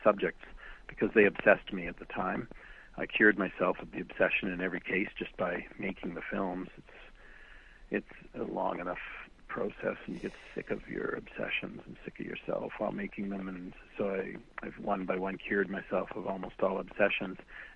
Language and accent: English; Winnipeg, Manitoba, Canada; moved away; I taught at University of Manitoba in my hometown of Winnipeg for almost 20 years